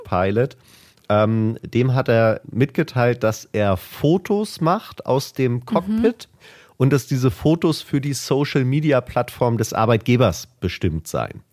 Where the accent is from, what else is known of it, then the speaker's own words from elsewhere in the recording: Hamburg, Germany; als Hamburger natürlich sowieso ähm, der Hafen äh, direkt äh, vor der Haustür